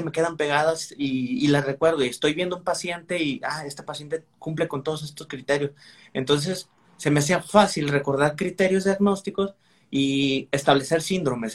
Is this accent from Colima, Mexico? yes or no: yes; Manzanillo, Colima, Mexico; moved away as an adult; also born or lived in Villahermosa, Tabasco; now in Monterrey, Mexico; yo soy de Manzanillo, Colima